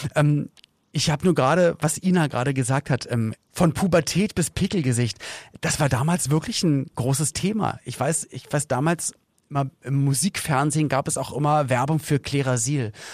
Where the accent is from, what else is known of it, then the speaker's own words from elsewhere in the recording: Berlin, Germany; ich bin dann halt in Berlin aufgewachsen, in West-Berlin